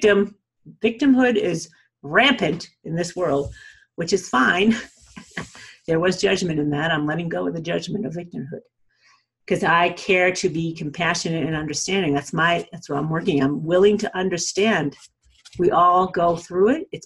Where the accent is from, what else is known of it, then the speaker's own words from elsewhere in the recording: New England, United States; accent: New England; also born or lived in Colorado; now in Aspen, United States; my New England accent? I am from New England originally, you guys. But I live in Colorado outside of Aspen